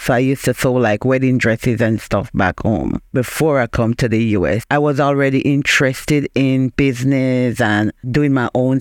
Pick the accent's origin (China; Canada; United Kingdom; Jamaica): Jamaica; moved away as an adult; now in Springfield, United States; I am originally from Jamaica.